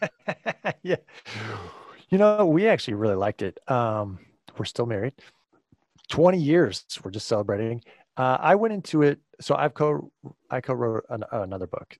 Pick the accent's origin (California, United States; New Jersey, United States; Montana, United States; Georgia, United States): California, United States; moved away as an adult; now in Grand Rapids, United States; I was born and raised in California